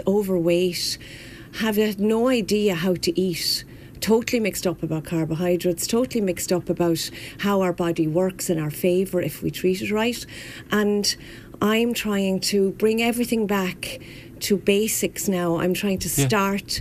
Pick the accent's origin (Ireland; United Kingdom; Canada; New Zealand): Ireland; Wexford, Leinster; moved away as an adult; now in Kilkenny, Ireland; I was born and bred in Wexford. I'm a true yellow belly